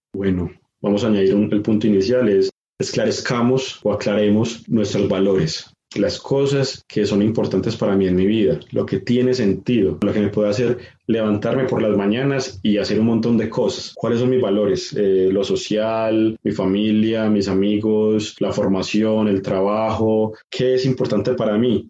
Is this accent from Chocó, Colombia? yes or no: no; Medellín, Antioquia, Colombia; now in Sabaneta, Colombia; Yo soy de Medellín, vivo en Sabaneta